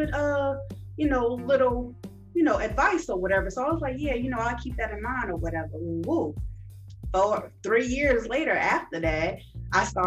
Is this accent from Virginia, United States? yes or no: no; Chicago, Illinois, United States; also born or lived in Jefferson City, Missouri; I am originally from Chicago, Illinois, South Side, Rosalind, 104th and State